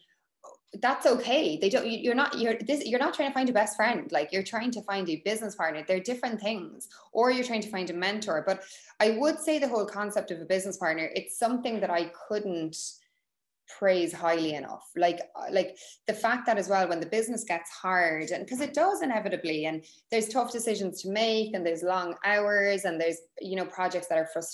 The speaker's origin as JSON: {"language": "English", "town": "Cork", "region": "Munster", "country": "Ireland", "said": "we're both from Cork"}